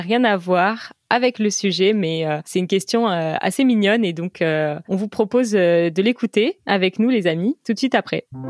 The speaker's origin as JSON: {"language": "French", "country": "United States", "second_language": "French", "said": "je suis américaine"}